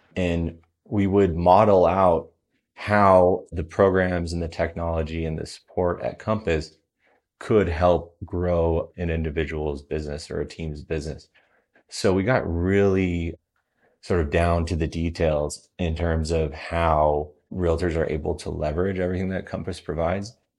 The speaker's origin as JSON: {"language": "English", "town": "Denver", "region": "Colorado", "country": "United States", "tie": "born or raised there", "also_born_or_lived": "Southern California", "said": "I grew up here in Denver"}